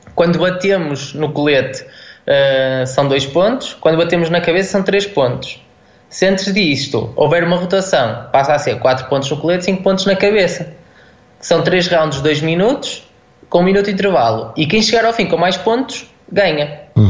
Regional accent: Guimarães, Norte, Portugal; eu sou de, sou de Guimarães

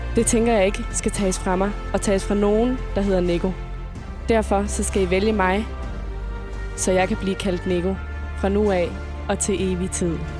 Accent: Funen, Southern Denmark, Denmark; moved away as an adult; now in Copenhagen, Denmark; Hele mit liv, der har jeg boet på Fyn. Nu er jeg flyttet til København

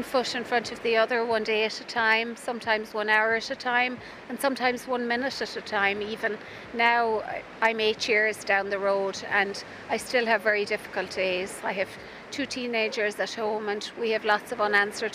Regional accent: Spanish Point, Munster, Ireland; I was brought up in Spanish Point all my life.

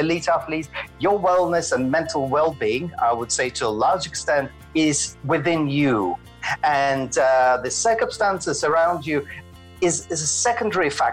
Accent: Moscow, Russia; moved away as an adult; also born or lived in Glasgow / Edinburgh; now in Scotland, United Kingdom; I was born in Moscow and trained in Moscow Ballet Academy and danced professionally as a classical

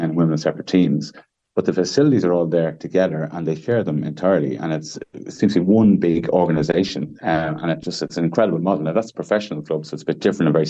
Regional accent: Ireland; as Irish people

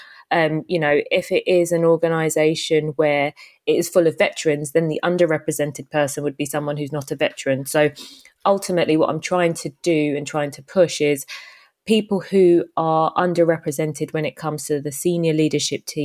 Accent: United Kingdom; also born or lived in Jamaica; I moved to the UK when I was about three, brought up in a single parent household

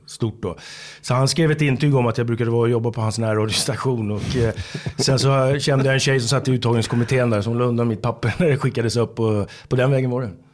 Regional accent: Haninge, Stockholm County, Sweden; jag kommer från Haninge, från söder om Stockholm, eh, söderförort

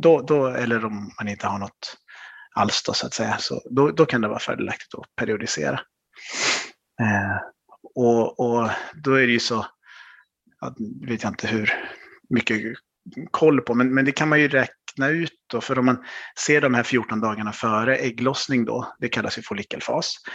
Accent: Vänersborg, Västra Götaland, Sweden; now in Stockholm, Sweden; Född och uppvuxen i Vänersborg på, på västkusten, men nu bor jag i Stockholm med min familj.

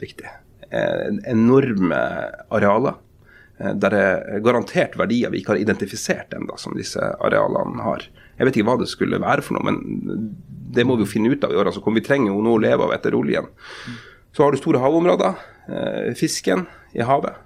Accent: Porsanger, Finnmark, Norway; also born or lived in Lakselv / Karasjok / Tromsø; now in Oslo, Norway; da jeg vokste opp i Porsanger på slutten av 80-tallet og begynnelsen av 90-tallet

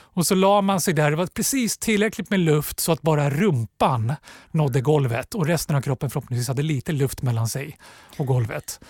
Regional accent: Stockholm, Stockholm County, Sweden; Jag är uppvuxen på Gösta Ekmans väg eh, ute i Axelsberg

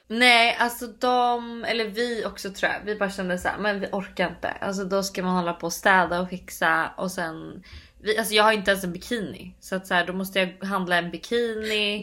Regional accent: Sweden; moved away as an adult; now in United States; hemma i Sverige

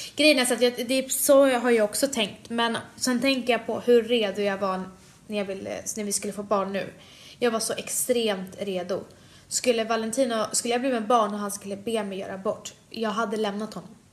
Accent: Sweden; jag föddes i Sverige sex månader efteråt

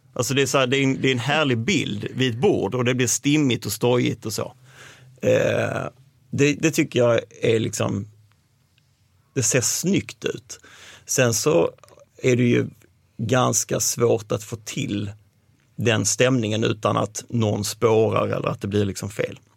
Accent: Malmö, Skåne, Sweden; jag är uppvuxen i Malmö, utanför Malmö

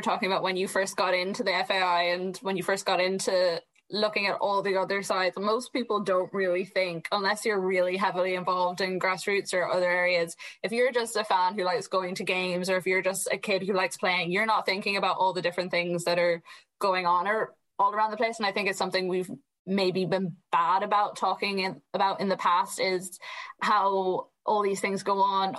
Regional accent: Sligo, Connacht, Ireland; I come from Sligo.

